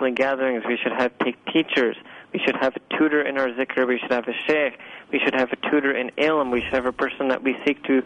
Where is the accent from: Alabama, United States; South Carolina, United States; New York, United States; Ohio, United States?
New York, United States; New York City; moved away as an adult; this humble speaker was born and raised in Manhattan, New York